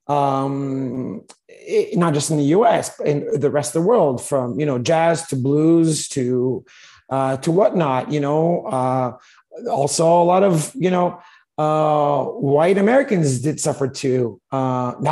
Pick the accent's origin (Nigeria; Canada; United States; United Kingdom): Canada; Montreal, Quebec; also born or lived in Toronto; I grew up in Montreal, a pretty multi-ethnic town